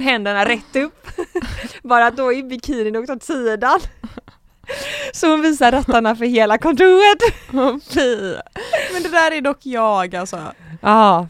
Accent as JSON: {"language": "Swedish", "town": "Gothenburg", "region": "Västra Götaland", "country": "Sweden", "said": "är 22 år gammal från Göteborg"}